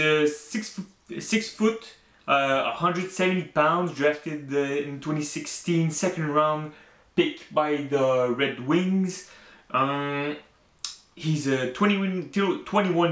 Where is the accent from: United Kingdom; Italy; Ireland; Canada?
Canada; I'm French Canadian